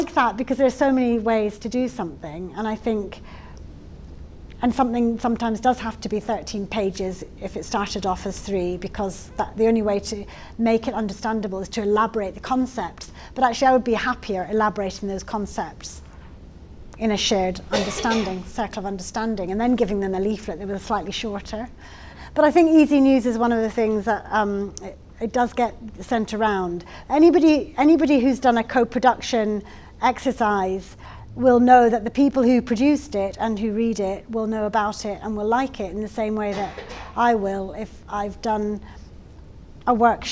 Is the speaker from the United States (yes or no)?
no; Scotland, United Kingdom; now in England, United Kingdom; I'm Scottish